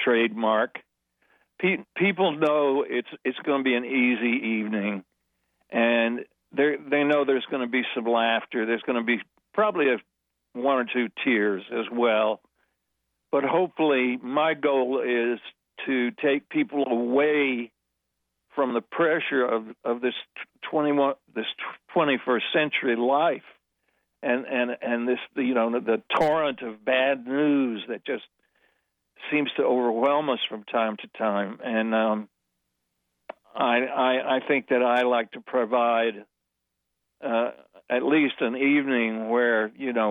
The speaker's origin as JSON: {"language": "English", "region": "California", "country": "United States", "also_born_or_lived": "New York", "moved": "as an adult", "said": "as a Californian, that I would move my family to New York"}